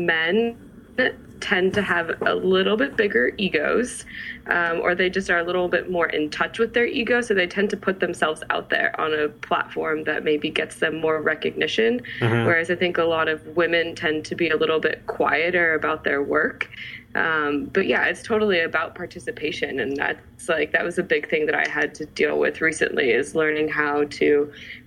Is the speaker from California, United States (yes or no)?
yes; San Jose, California, United States; also born or lived in Milpitas / Fremont / Modesto / Livermore; I was born and raised in San Jose